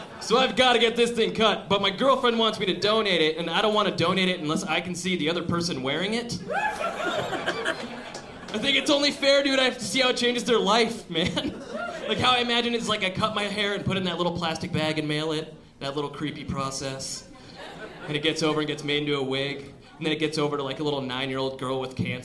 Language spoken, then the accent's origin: English; Aurora, Colorado, United States; I'm from here. I grew up in Aurora.